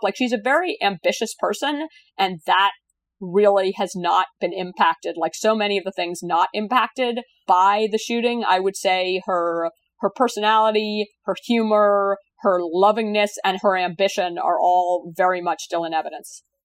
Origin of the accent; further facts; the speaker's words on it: Virginia, United States; your state of Virginia, which is actually my, my home state too